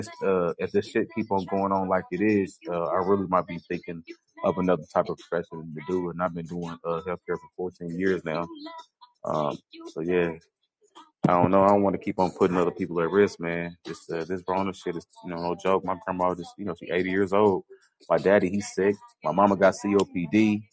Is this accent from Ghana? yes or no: yes; Ghana; Well, I'm from Ghana.